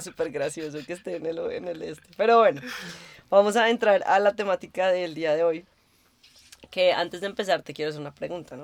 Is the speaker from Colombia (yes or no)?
yes; Bogotá, Colombia; now in Berlin, Germany; creciendo para mí en Colombia, en Bogotá más específicamente